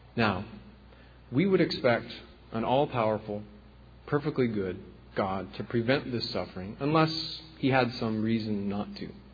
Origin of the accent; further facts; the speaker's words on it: the Corn Belt, Midwest, United States; I'm from the Corn Belt myself, the Midwest